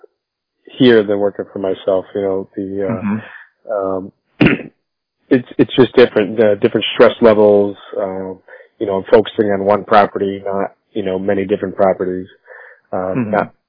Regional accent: Northampton, Massachusetts, United States; I grew up here in Northampton

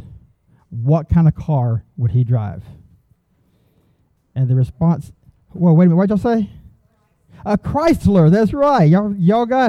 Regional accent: Augusta, Georgia, United States; I come from the Augusta area

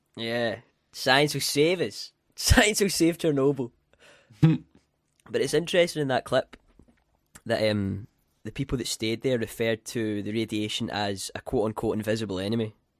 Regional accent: Scotland, United Kingdom; I'm from Scotland

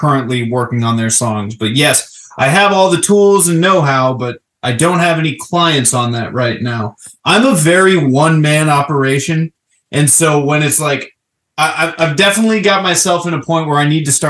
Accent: Florida, United States; I'm originally from Florida

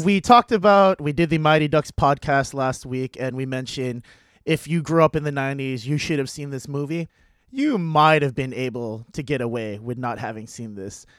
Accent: San Diego, California, United States; moved away as an adult; now in Boston, United States; growing up in San Diego

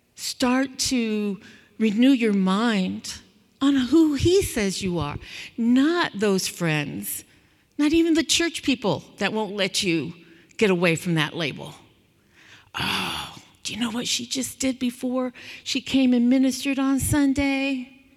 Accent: California, United States; I grew up in California

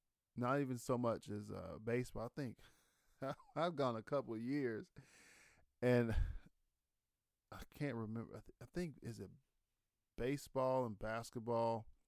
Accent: Ohio, United States; I think just because I was from from Ohio, so that's just kind of who I'm so used to seeing

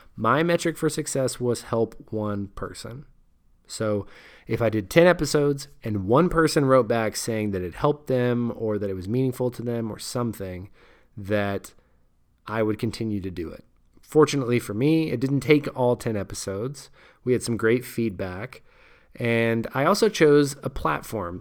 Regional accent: United States

